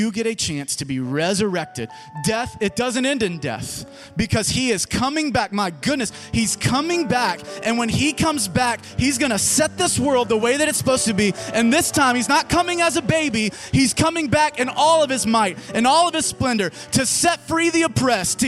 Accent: Germantown, United States; this is my hometown.

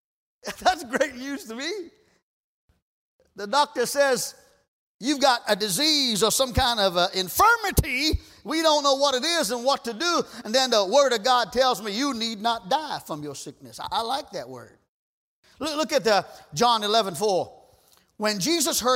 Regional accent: Trinidad & Tobago; moved away; We grew up together in Trinidad

